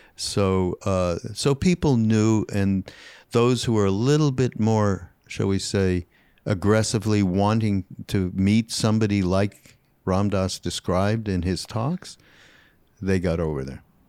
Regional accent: Canada; Canadian, 'cause I'm Canadian

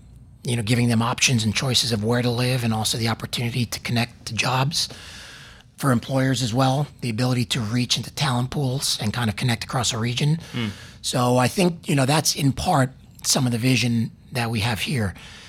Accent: New York, United States; I'm from New York. I'm losing the accent a little bit trying to assimilate down here

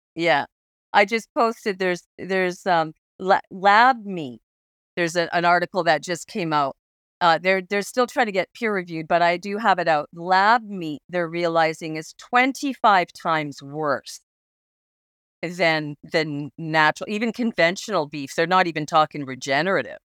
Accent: Alberta, Canada; I grew up in Alberta, and I grew up in the Rocky Mountains, so I was, I grew up in, in hunting country, uh, Kananaskis country

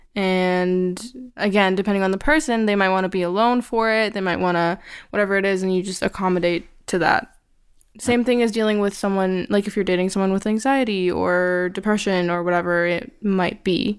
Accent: Canada; I grew up in Canada. Well, I was born here also, and I've lived here basically my whole entire life.

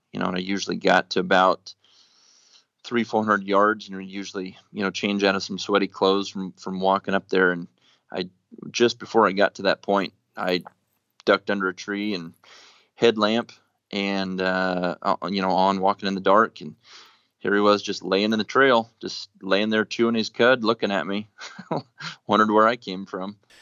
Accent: Nebraska, United States; moved away as an adult; now in Colorado, United States; I grew up in Nebraska, so whitetail was really, you know, I guess the extent of what I hunted up until I moved to Colorado, um, after college

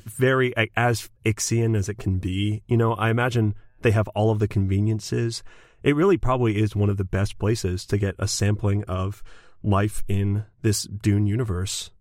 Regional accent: Scotland, United Kingdom; I'm a Scottish dude

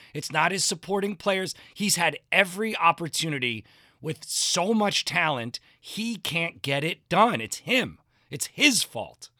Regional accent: New Jersey, United States; moved away; I'm, I'm originally from New Jersey, and I have to stifle this accent

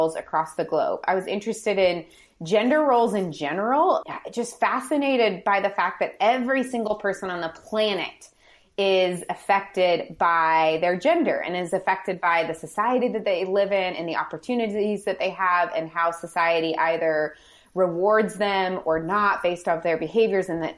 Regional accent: St. Louis, Missouri, United States; I grew up in St. Louis, or right outside of St. Louis

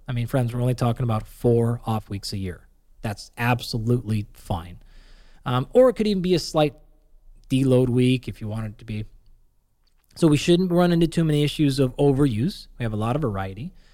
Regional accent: Pacific Northwest, United States; where I grew up in the Pacific Northwest

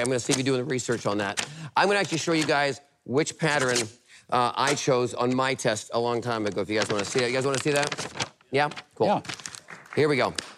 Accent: Vancouver, British Columbia, Canada; also born or lived in Tennessee; now in United States; I'm originally from Vancouver, Canada. I've been here for about 20 years now.

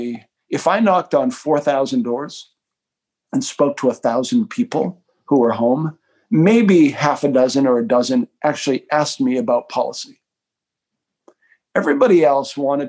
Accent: Taunton, Massachusetts, United States; my hometown in Taunton, Massachusetts

